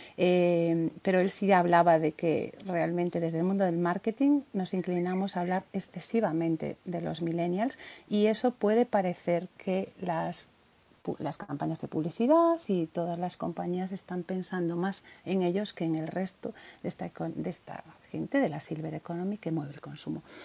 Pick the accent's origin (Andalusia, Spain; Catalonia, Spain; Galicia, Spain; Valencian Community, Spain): Galicia, Spain; Somos gallegos